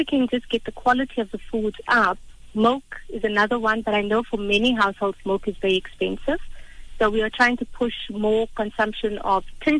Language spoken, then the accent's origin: English; South Africa; for us as a South African population